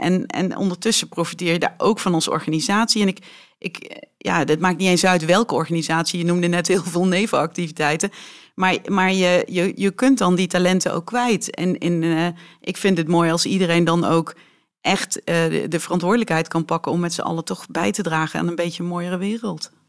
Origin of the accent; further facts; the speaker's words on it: Weert, Limburg, Netherlands; first language Dutch; mijn ouders zijn eh, echte Weertenaren en eh, spreken dus ook een Weerts dialect